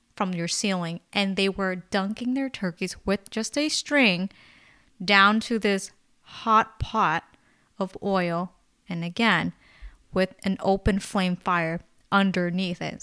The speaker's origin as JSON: {"language": "English", "area": "Bay Area", "region": "California", "country": "United States", "tie": "born or raised there", "said": "we're born and raised in the Bay Area"}